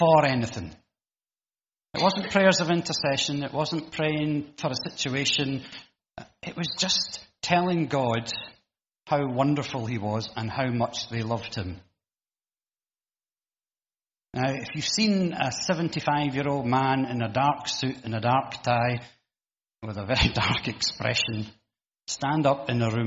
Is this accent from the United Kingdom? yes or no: yes; United Kingdom